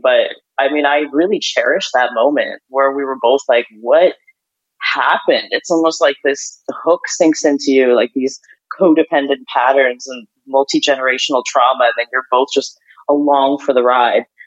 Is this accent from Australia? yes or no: no; Ukraine; moved away; also born or lived in Canada; I grew up in, you know, I grew up in Ukraine.